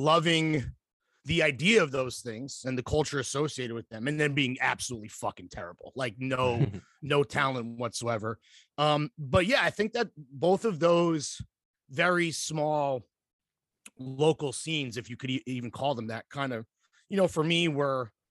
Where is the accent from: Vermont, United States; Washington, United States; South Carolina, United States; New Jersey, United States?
New Jersey, United States; Mahwah; moved away; also born or lived in North Carolina; I am from Mahwah, New Jersey, which is in Bergen County